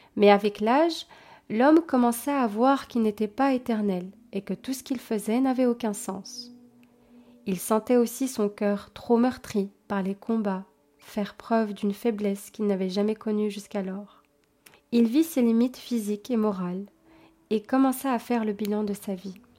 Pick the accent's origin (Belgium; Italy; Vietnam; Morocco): Belgium; je suis belge, effectivement